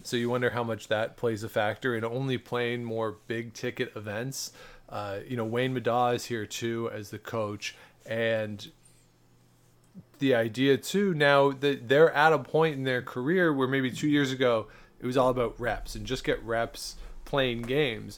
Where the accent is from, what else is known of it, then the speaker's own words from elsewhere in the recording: Canada; we are Canadian